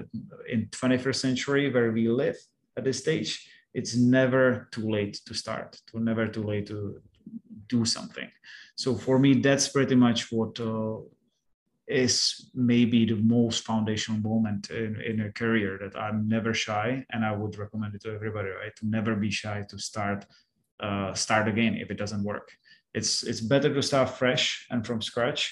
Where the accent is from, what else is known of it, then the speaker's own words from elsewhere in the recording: Czechia; moved away as an adult; now in Cambodia; I'm from Czech Republic